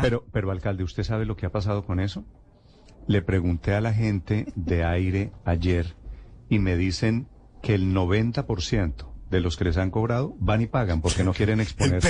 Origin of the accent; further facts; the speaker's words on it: Colombia; nosotros aquí somos los cachacos